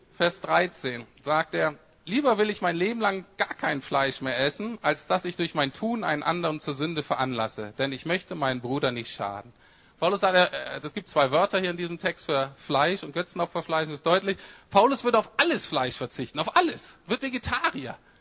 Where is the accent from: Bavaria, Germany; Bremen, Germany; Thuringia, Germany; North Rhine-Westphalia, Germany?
Bremen, Germany; ich komme aus Bremen Nord, das ist äh, gar nicht so ganz unähnlich wie Berlin.